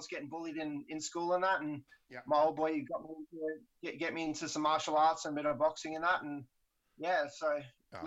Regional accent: Elands, New South Wales, Australia; I grew up in a small country town called Ellenborough Falls, Elands. There's a population of about 120 people. That was my hometown

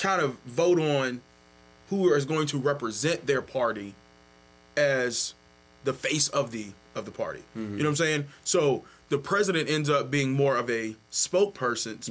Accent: Virginia, United States; I'm from Virginia

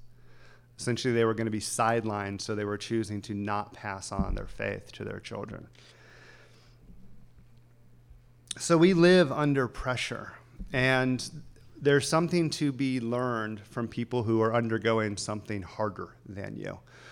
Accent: the South, United States; now in Los Angeles, United States; I remember there was part of me that wished I was more of a Christian growing up in the South because I would have fit in more. So then I came to Los Angeles and became a Christian.

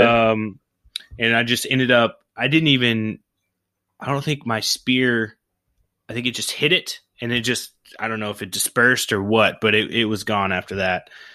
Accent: Oklahoma, United States; I grew up in Oklahoma

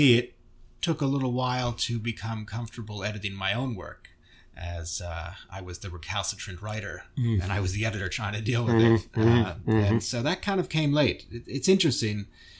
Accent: New York City, New York, United States; I grew up near the Henry Moore sculpture at Lincoln Center, and I certainly had a early reaction to that.

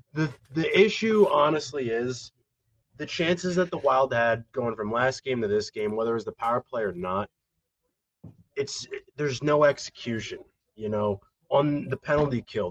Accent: St. Paul, Minnesota, United States; I was born in St. Paul

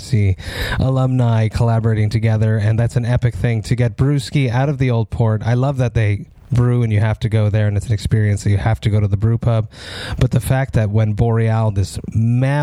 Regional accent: Montreal, Quebec, Canada; we're both from Montreal

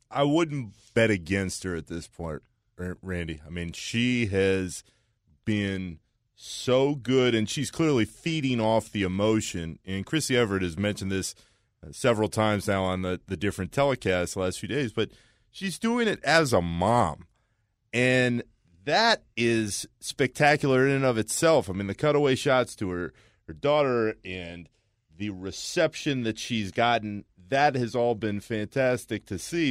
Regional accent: Orlando, Florida, United States; growing up in Orlando

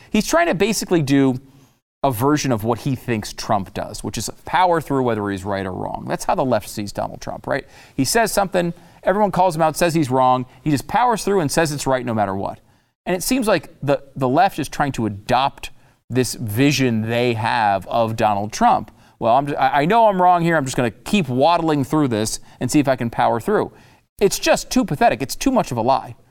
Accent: United States; as an American

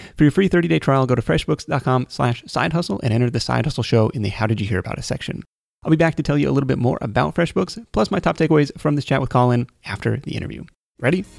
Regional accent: Seattle, Washington, United States; my hometown of Seattle

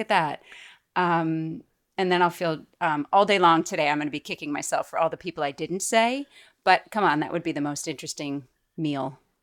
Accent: Boston, Massachusetts, United States; moved away as an adult; also born or lived in New York City; now in Hudson Valley, United States; I'm from Boston

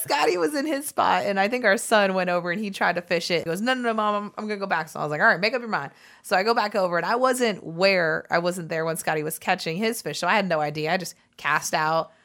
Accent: South Florida, United States; We're from South Florida

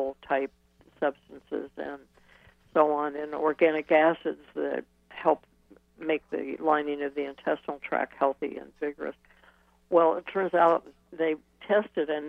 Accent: Ohio, United States; moved away; also born or lived in Wisconsin; I came from Ohio

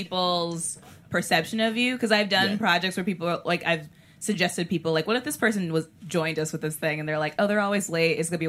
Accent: Tucson, Arizona, United States; also born or lived in California; I grew up in California and Arizona. In Tucson.

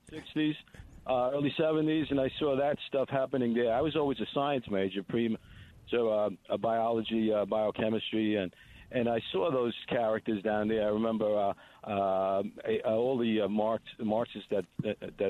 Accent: Italy; moved away; I was born in Italy

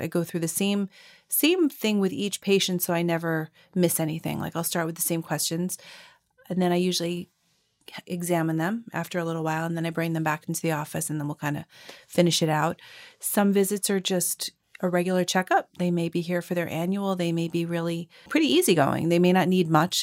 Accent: Long Island, New York, United States; I grew up on Long Island and not far from North Shore Hospital.

